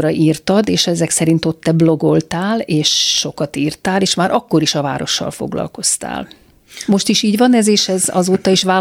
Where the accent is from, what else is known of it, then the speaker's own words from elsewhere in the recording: Budapest, Hungary; az ELTE AJK e politológia szakos hallgatója. 1988-ban születtem a rendszerváltás hajnalán Budapesten a 12. kerületben. Ez ne tévesszem meg, egyetlen egy napot sem laktam Budán. Születésem óta Józsefvárosban lakom